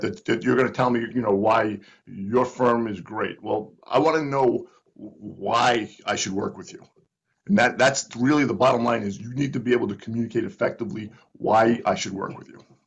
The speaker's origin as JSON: {"language": "English", "town": "Providence", "region": "Rhode Island", "country": "United States", "tie": "born or raised there", "moved": "as an adult", "lives_now": "Northern Virginia, United States", "said": "I grew up in Providence"}